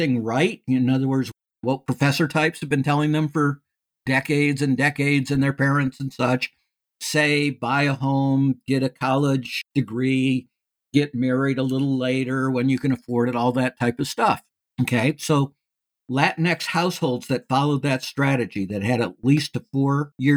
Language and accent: English; Detroit, Michigan, United States; moved away as an adult; I was born in Detroit and lived around Detroit until going to university